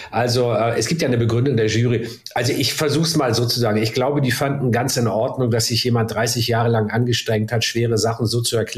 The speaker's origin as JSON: {"language": "German", "region": "Hamburg", "country": "Germany", "tie": "born or raised there", "said": "dass der äh, Kultursenator der Hansestadt Hamburg mich in unserem wunderschönen Rathaus meiner Heimatstadt äh, da ganz exklusiv empfangen hat"}